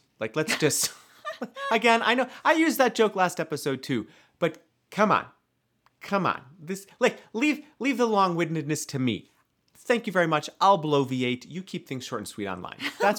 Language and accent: English; Midwest, United States; I would just say pension, but I'm from the Midwest.